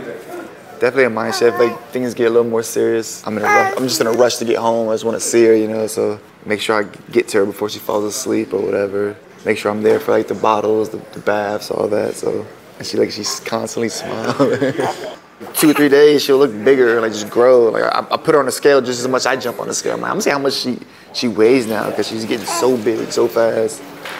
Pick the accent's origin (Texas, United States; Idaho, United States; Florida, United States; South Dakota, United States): Florida, United States; Tampa; I grew up in Tampa, but like never fought in Florida.